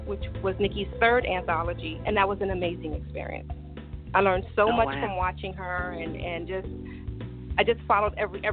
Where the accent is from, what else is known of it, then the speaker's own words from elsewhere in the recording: New York City, New York, United States; I grew up in Brooklyn, New York